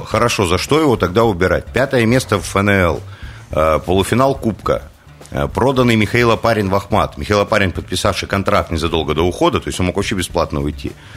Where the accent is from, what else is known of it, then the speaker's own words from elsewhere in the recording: Krasnoyarsk, Krasnoyarsk Krai, Russia; я даже как красноярец